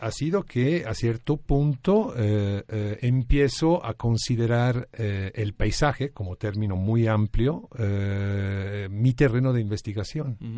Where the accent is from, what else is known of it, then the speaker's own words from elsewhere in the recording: Florence, Tuscany, Italy; moved away; Nací en Florencia, Italia.